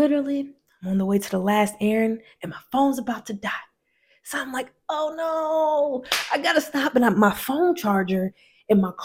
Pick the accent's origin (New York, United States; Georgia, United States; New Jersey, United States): Georgia, United States; Decatur; I'm from the South, you know, I'm in ATL, you feel me? And honestly, I'm from a place called Decatur, Georgia